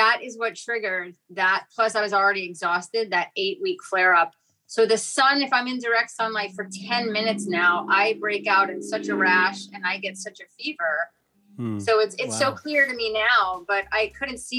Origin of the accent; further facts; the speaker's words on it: New York City, New York, United States; moved away; also born or lived in Fort Lauderdale; I grew up in New York City